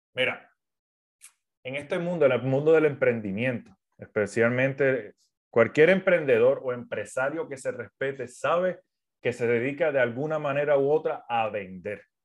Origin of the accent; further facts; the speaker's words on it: Puerto Rico; now in United States; Soy de Puerto Rico, vivo en los Estados Unidos en estos momentos